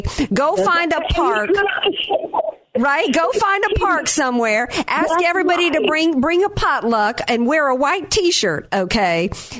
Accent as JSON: {"language": "English", "region": "Louisiana", "country": "United States", "also_born_or_lived": "North Carolina", "said": "I'm from Louisiana, I was born in North Carolina"}